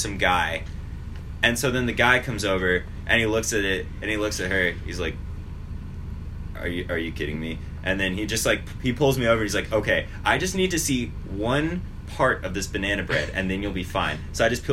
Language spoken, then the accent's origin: English; Colorado, United States; moved away; We're from Colorado